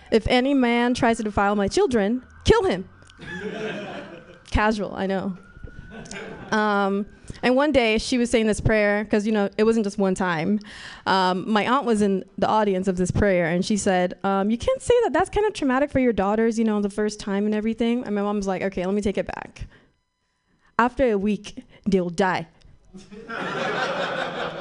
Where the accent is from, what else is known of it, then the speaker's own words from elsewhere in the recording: Nigeria; moved away; I'm a Nigerian child